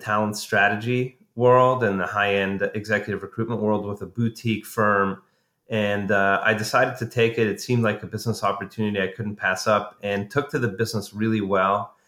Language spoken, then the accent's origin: English; Montreal, Quebec, Canada; I'm a Canadian by background. I grew up in Montreal